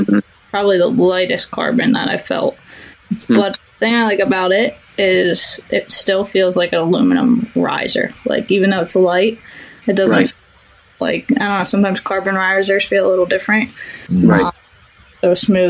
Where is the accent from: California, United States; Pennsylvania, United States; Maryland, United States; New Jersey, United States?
Pennsylvania, United States; moved away; That's my home state